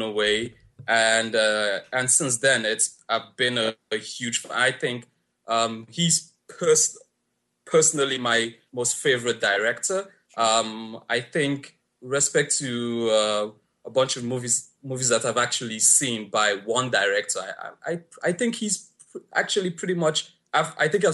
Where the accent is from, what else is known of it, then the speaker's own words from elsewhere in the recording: Lagos, Nigeria; I grew up in Lagos, Nigeria